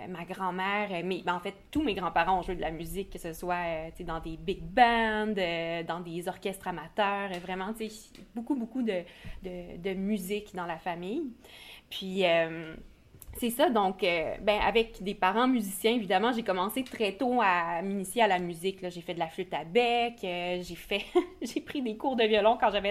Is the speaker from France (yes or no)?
no; Sherbrooke, Quebec, Canada; je suis originaire de Sherbrooke.